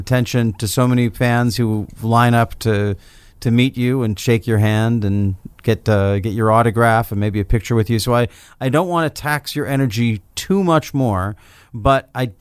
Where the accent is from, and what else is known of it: Pacific Northwest, United States